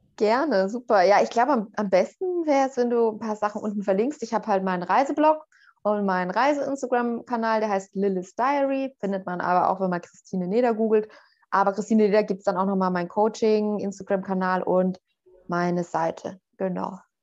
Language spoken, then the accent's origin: German; Northern Bavaria, Germany; also born or lived in Berlin; now in Portugal; Ich bin auch äh, so in, in Nordbayern, in einer Kleinstadt aufgewachsen